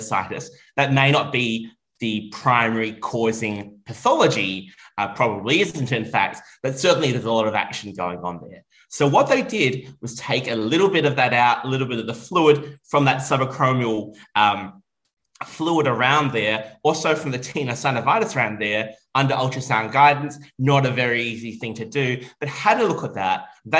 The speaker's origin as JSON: {"language": "English", "town": "Melbourne", "region": "Victoria", "country": "Australia", "said": "from Melbourne, Australia, and I am here in Copenhagen"}